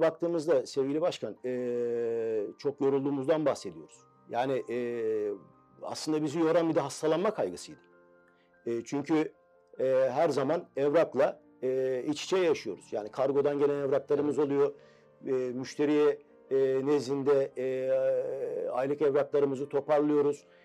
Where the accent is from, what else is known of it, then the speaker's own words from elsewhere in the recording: Istanbul, Turkey; also born or lived in Malatya; Üsküdar doğumluyum. Aslen Malatyalıyım.